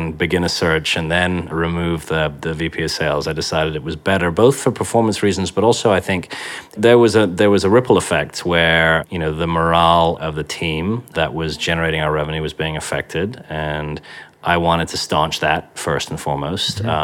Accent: Yorkshire and the Humber, United Kingdom; I was brought up in Yorkshire in the northeast of England

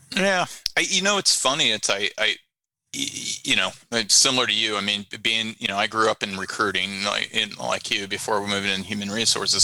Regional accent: Chicago, southern Illinois, Iowa, Midwest, United States; also born or lived in Antioch, Illinois / Corydon, Iowa; I was born in Chicago and and um, grew up a lot in the northwest suburbs

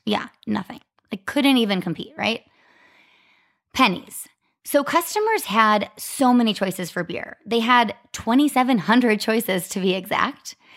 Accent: Arizona, United States; also born or lived in Ohio; I was from Arizona

